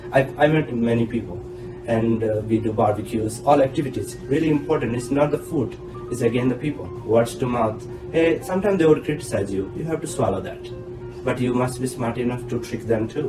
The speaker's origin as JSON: {"language": "English", "country": "India", "moved": "as an adult", "lives_now": "Taiwan", "said": "As an Indian"}